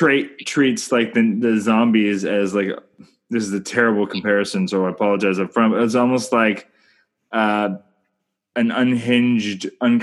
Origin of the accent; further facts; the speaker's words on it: Canada; I'm Canadian filmmaker